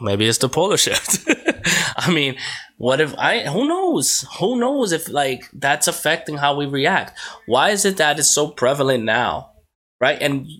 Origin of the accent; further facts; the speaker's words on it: New York, United States; now in Connecticut, United States; Boy, I'm from New York. Mm-hmm. I moved to Connecticut. Mm-hmm. I love New York. But there's a big difference between New York and Connecticut.